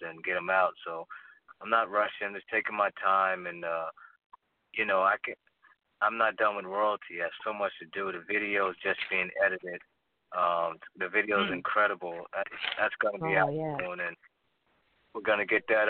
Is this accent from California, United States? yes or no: no; New Jersey, United States; I'm from the East Coast. I'm from New Jersey.